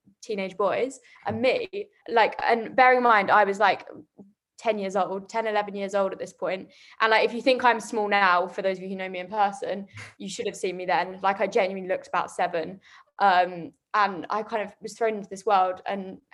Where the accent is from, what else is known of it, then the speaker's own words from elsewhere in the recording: Chelmsford, East of England, United Kingdom; I come from Essex, they're like, oh, you don't sound like you come from Essex.